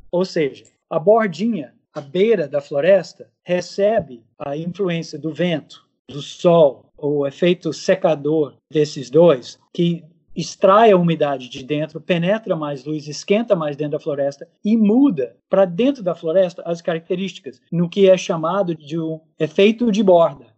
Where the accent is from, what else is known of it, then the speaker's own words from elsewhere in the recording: United States; Portuguese is a second language; moved away as an adult; now in Manaus, Brazil; eu sou de fora, eu sou dos Estados Unidos. Cheguei na Amazônia em 87, com 25 anos de idade